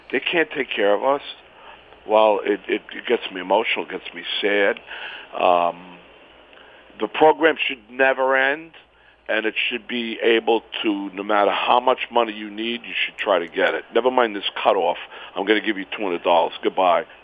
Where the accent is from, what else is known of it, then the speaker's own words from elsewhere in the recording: Westchester, New York, United States; also born or lived in Bronx, New York; I live in the Bronx right now on City Island. I grew up in Westchester. Um, yeah, I'm a New York native.